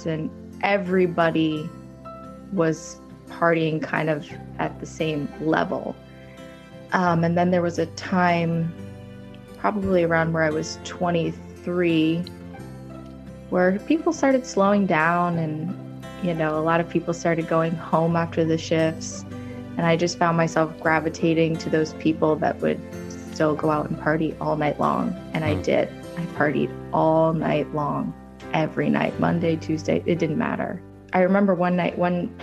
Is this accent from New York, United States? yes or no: no; Vermont, United States; moved away as an adult; now in Naples, United States; I'm from Vermont originally